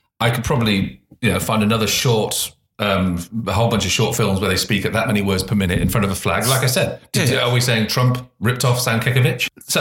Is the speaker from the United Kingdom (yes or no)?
yes; United Kingdom; now in Australia; being British